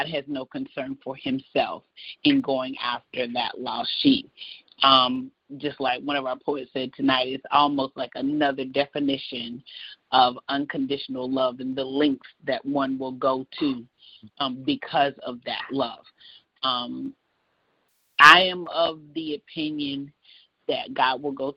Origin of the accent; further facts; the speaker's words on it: North Carolina, United States; I'm from North Carolina